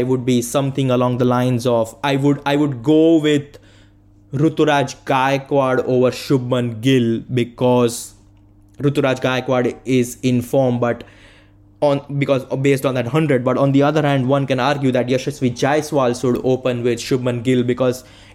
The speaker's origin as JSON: {"language": "English", "town": "Vadodara", "region": "Gujarat", "country": "India", "said": "I am from Baroda, Gujarat"}